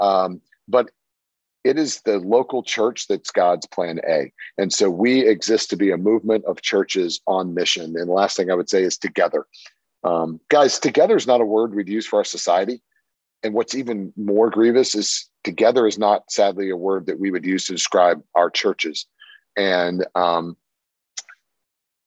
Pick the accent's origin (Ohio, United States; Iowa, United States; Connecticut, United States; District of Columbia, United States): District of Columbia, United States; Washington; I grew up in Washington, D.C.